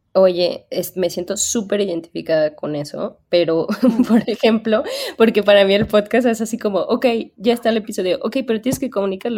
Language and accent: Spanish; Bajío, Mexico; yo soy del Bajío